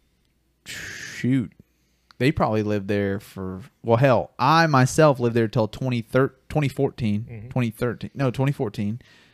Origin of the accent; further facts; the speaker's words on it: North Carolina, United States; born there; also born or lived in Florida; Like, I was born in North Carolina.